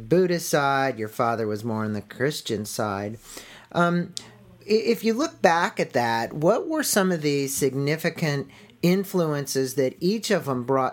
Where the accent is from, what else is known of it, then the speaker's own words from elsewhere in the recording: San Diego, California, United States; I'm from San Diego